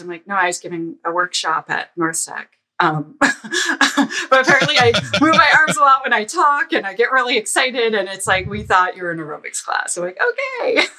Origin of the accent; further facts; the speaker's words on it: Ottawa, Ontario, Canada; I'm from Ottawa